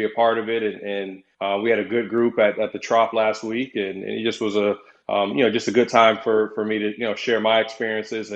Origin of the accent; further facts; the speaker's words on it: Tampa, Florida, United States; my hometown, obviously here in Tampa